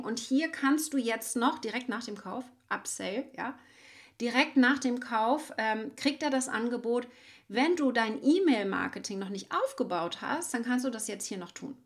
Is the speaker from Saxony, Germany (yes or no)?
no; Schwerin, Mecklenburg-Vorpommern, Germany; ich bin ja aus Mecklenburg-Vorpommern in Schwerin